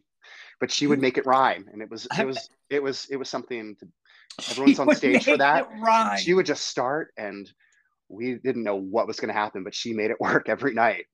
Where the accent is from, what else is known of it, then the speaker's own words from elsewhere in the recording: Baltimore, Maryland, United States; also born or lived in Hagerstown, Maryland / Williamsport, Maryland; I'm from Baltimore, Maryland, but then we moved to Hagerstown when I was in sixth grade. But my whole family is basically in the Baltimore area.